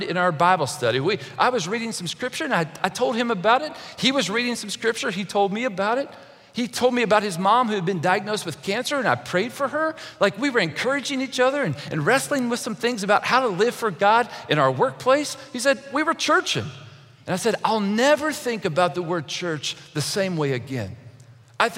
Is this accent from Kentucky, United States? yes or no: yes; Kentucky, United States; When I was a young boy, I grew up in Kentucky